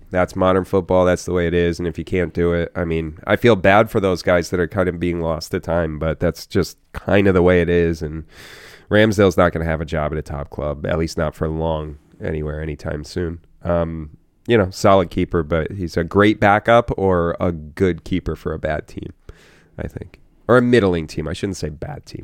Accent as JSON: {"language": "English", "country": "United States", "said": "an American fan of the sport"}